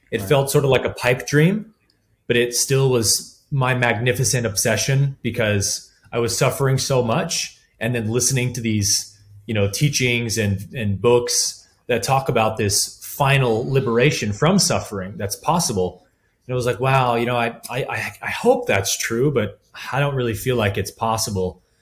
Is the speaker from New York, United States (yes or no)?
no; Colorado, United States; also born or lived in California; uh, I grew up in Colorado for four years of my life and always kind of knew I wanted to go back there at some point.